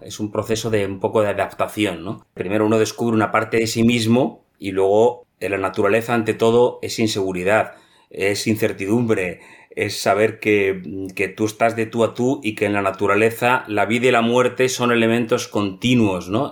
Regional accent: Madrid, Community of Madrid, Spain; moved away as an adult; also born or lived in Greenland / Reykjavik; Yo nací en Madrid, en una familia totalmente urbana. Eh, mi infancia fue en un piso en Madrid

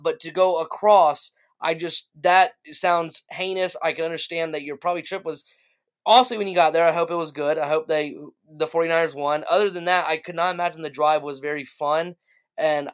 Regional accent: Greenville, South Carolina, United States; also born or lived in Charleston, South Carolina; I'm from South Carolina, and for me, like, going from Greenville, where I'm from

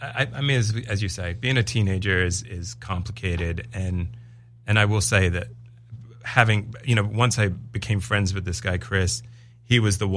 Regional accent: England, United Kingdom; I'm English. They're English. He's my uncle.

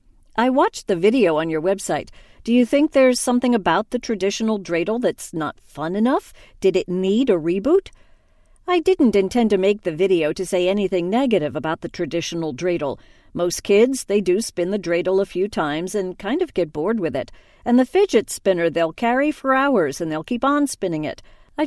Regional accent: New York City, New York, United States; moved away as an adult; now in Israel; I'm originally from New York. I grew up in New York and I'd been living in New York City for the past 7 years. And just last year, I moved to Israel.

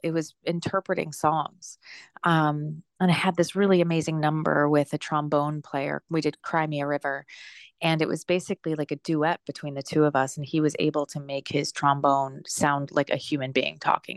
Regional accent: New Jersey, United States; also born or lived in New York City; I grew up in actually a very small, like, rural town in New Jersey.

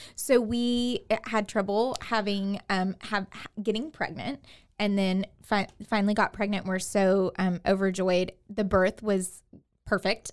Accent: Katy, Texas, United States; moved away as an adult; now in Waco, United States; I am from Houston, the Houston area, from Katy.

